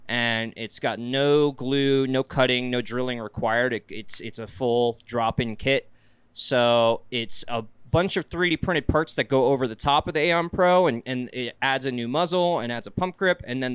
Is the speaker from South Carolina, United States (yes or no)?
yes; South Carolina, United States; moved away as an adult; now in Utah, United States; I'm from South Carolina.